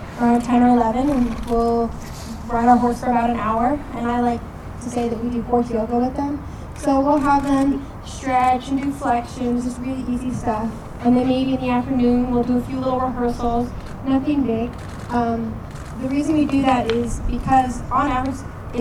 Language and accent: English; United States; I'm American, so I talk to my horses in English